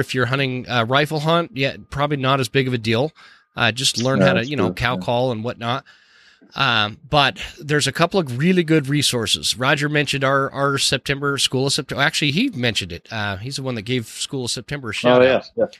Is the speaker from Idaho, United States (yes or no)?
yes; Idaho, United States; when I'm hunting in Idaho, this is my home state. You know, I camp here, I work here, I live here